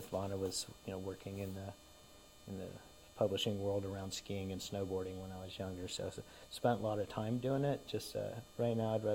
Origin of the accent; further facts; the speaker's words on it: Dunwoody, Georgia, United States; I grew up in Dunwoody